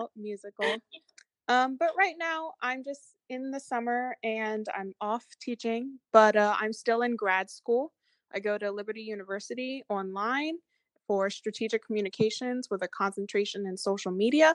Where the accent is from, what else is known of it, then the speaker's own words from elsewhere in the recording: Pennsylvania, United States; moved away as an adult; now in Greenbelt, Maryland, United States; I'm originally from Pennsylvania